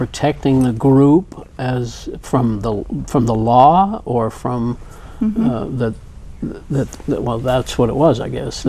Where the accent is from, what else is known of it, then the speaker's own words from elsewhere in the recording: Salt Lake City, Utah, United States; As a Mormon right here in Salt Lake.